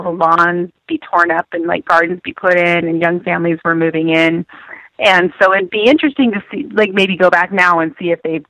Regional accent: Oregon, United States; I was born in Oregon

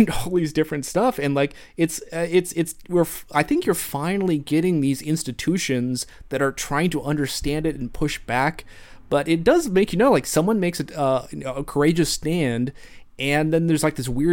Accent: Cincinnati, Ohio, United States; now in Bay Area, United States; growing up in Cincinnati, you know, having a very stable cohort

